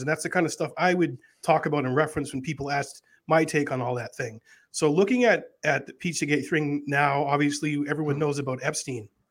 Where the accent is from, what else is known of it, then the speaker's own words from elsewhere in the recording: New Hampshire, United States; I'm a comedian from New Hampshire